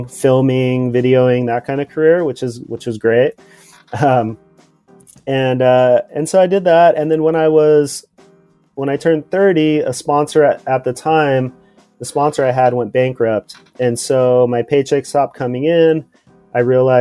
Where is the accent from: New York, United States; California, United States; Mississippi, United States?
California, United States; Port Hueneme; I grew up in California in a small town called Port Hueneme, which is, it's an hour north